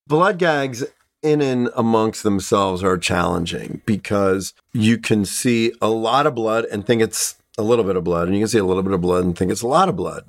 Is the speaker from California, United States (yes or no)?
no; Pittsburgh, Pennsylvania, United States; when I was growing up in Pittsburgh